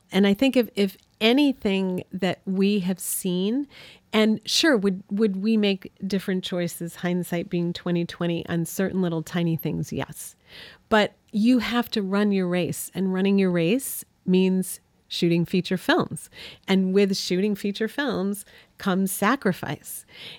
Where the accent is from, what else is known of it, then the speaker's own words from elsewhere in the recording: New York, United States; where we grew up on Cayuga Lake in upstate New York, you know, we wanted them to understand how we grew up and to see our town